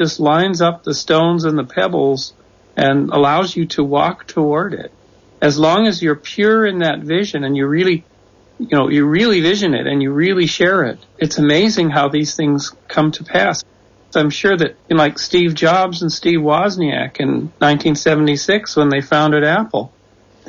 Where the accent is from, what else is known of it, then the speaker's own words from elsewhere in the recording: Canada; moved away as an adult; also born or lived in Czechoslovakia; now in United States; I'm from Canada, so I've been a lifetime observer of America, as most Canadians are